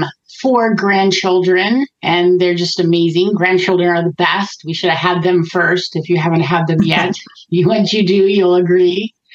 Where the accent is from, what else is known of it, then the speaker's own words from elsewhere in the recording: St. Petersburg, Florida, United States; now in California, United States; I grew up in Florida, St. Petersburg, actually. It's actually a tourist area.